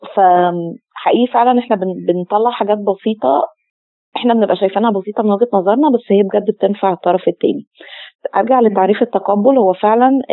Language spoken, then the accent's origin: Arabic; Egypt; عندنا في مصر